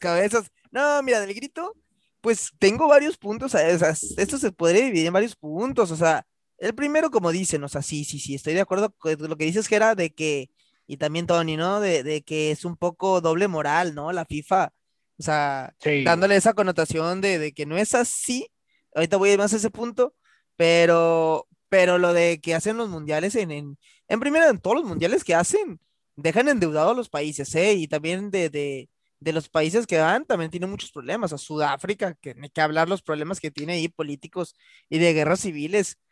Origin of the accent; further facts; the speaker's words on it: Mexico; así son los mexicanos, así somos.